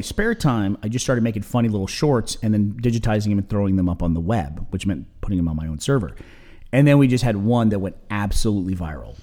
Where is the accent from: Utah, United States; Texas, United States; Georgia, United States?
Texas, United States; also born or lived in New York; I moved from New York down to Texas